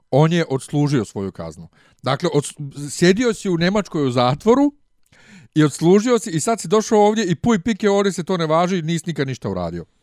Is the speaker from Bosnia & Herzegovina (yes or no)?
yes; Bosnia & Herzegovina; mi smo iz Bosne.